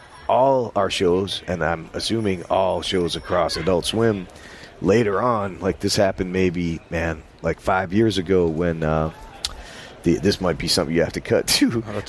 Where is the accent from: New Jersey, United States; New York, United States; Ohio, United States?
New York, United States; And since I was from New York, it didn't freak me out.